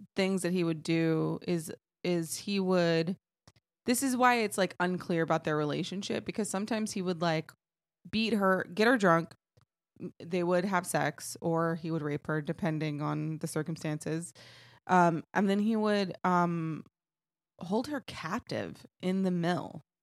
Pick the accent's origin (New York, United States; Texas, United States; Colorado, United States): Texas, United States; I am from Texas